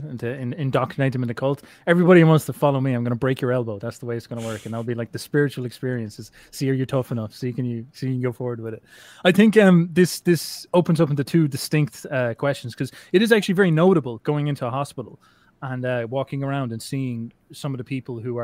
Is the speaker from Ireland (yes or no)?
yes; Ireland; I'm Irish